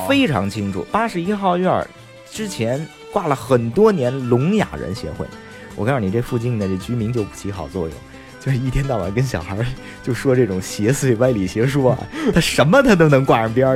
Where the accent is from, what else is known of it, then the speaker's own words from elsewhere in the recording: Beijing, China; 我生在北京东城区，生在一个城市的基本上是心脏的偏位上啊，呃，呃，心脏头儿上。等于说我，呃，二环内的朝阳门内